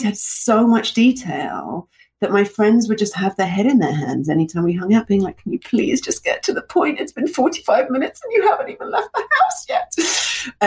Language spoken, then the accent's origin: English; London, United Kingdom; moved away; also born or lived in Russia; I moved from Russia to London when I was two